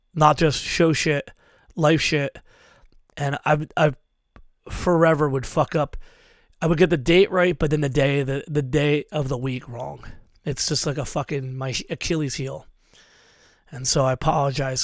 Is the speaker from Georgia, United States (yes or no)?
no; Philadelphia, Pennsylvania, United States; I'm from Philly